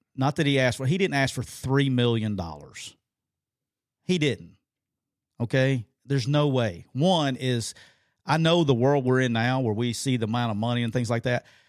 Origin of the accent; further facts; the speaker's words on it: Alabama, United States; it just brings out my true redneckiness here because I'm from Alabama